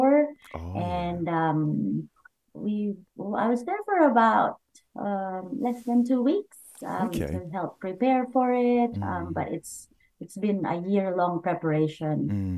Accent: Camarines Sur, Bicol Region, Philippines; moved away; I was born in the Philippines, and I grew up with my great-great-grandmother. And in a small town called Camarines

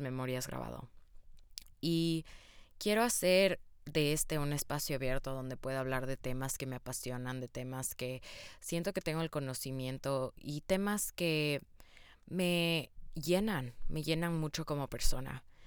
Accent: Quito, Pichincha, Ecuador; first language Spanish; moved away; yo nací en Ecuador, Quito, Ecuador, para ser exactos, y yo crecí, obviamente, como mi lengua materna siendo el español.

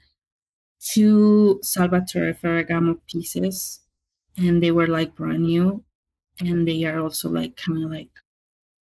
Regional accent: Mexico; now in Pacific Northwest, United States; I'm from Mexico, of course, but I guess Hispanic, Latina

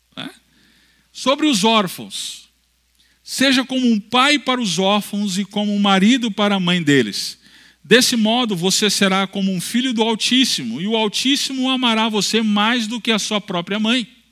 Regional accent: Natal, Rio Grande do Norte, Brazil; eu sou do Nordeste, sou natural de Natal, Rio Grande do Norte.

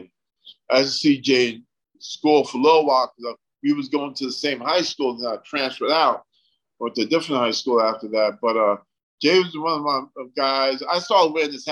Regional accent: U.S. Virgin Islands; now in United States; I'm from the Caribbean, right? St. Thomas, you know, down by Puerto Rico

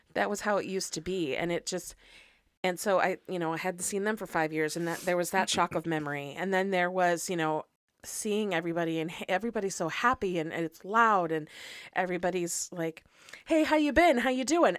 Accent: United States; I am an American

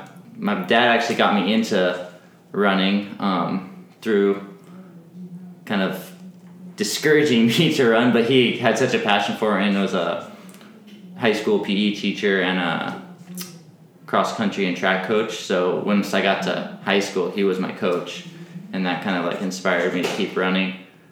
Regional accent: Alaska, United States; I grew up in Alaska

